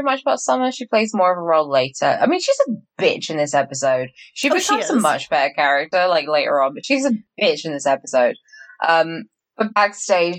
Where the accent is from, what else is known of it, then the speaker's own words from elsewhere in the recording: United Kingdom; very British of me